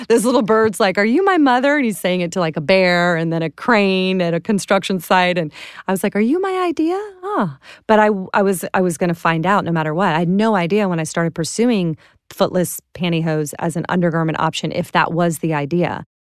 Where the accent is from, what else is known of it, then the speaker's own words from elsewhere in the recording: Clearwater, Florida, United States; I'm from Clearwater, Florida